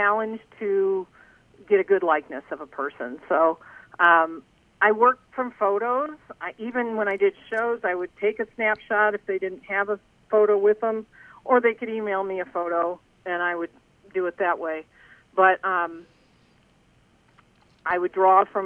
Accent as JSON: {"language": "English", "town": "South Bend", "region": "Indiana", "country": "United States", "tie": "born or raised there", "said": "I grew up in South Bend, Indiana"}